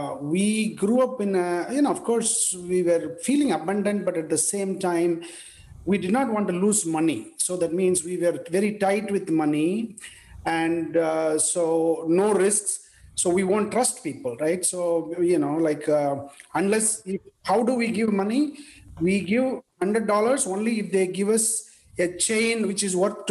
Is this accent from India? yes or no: yes; India; English is a second language; moved away as an adult; I was born in India in a small village, and I studied in a Tamil medium school, and English was not the language I studied